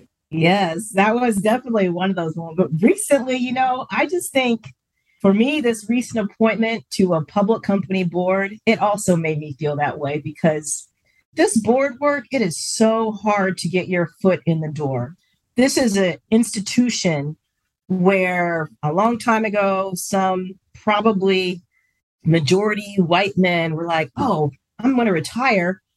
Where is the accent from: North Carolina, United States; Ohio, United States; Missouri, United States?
Ohio, United States; Springfield; moved away; I'm from Springfield